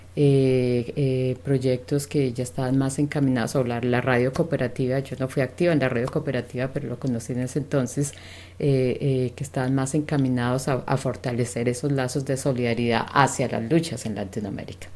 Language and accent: Spanish; Colombia; moved away as an adult; now in Vancouver, Canada; mi juventud, eh, desde que, particularmente desde que terminé, estaba terminando la secundaria. Eh, es un tiempo, estamos hablando de los años setenta, en el que en Colombia